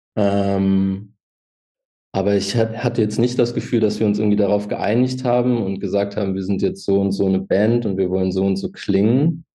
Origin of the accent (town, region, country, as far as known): Hildesheim, Lower Saxony, Germany; born or raised there; now in Hanover, Germany